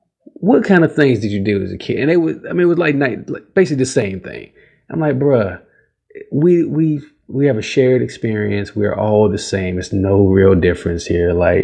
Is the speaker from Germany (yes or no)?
yes; Germany; look, I'm from here. I was born and raised in Germany, and, you know, that's what I know.